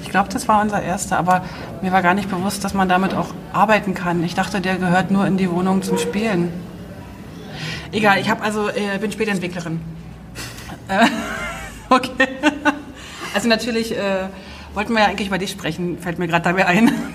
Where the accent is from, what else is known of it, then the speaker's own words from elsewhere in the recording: East Germany, Germany; ich bin ja in der DDR groß geworden